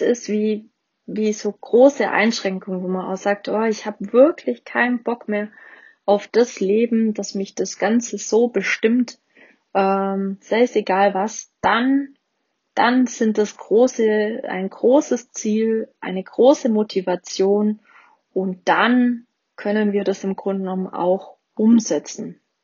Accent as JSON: {"language": "German", "region": "Swabia", "country": "Germany", "said": "Ich bin auch Schwabe."}